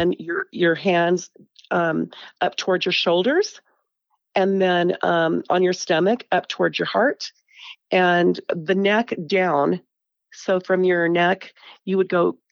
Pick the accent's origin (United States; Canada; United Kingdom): United States; Porterville, California; moved away as an adult; now in Salt Lake City, United States; I'm California. I grew up in California.